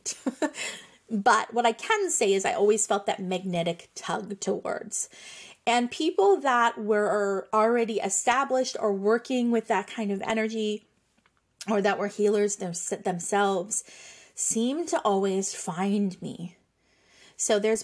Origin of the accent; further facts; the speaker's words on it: Nova Scotia, Canada; I am from Nova Scotia, Canada